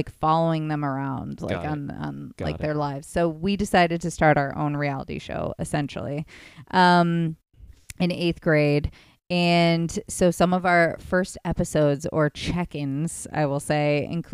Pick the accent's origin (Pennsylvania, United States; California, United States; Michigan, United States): Michigan, United States; Grand Rapids; also born or lived in Zeeland, Michigan; I was originally from Grand Rapids